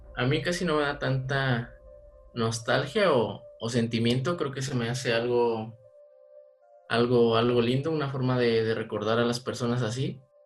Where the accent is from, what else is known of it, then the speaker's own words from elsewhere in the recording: Mexico; Por los orígenes y porque soy mexicano